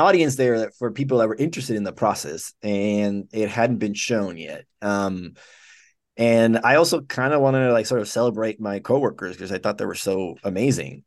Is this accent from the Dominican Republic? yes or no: yes; Dominican Republic; moved away as an adult; also born or lived in Cuba; I was born in Cuba. And I left, uh, my family left when I was five months old, and I grew up in the Dominican Republic.